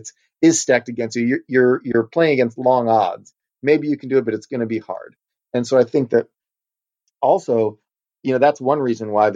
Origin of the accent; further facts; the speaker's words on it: Texas, United States; I am from Texas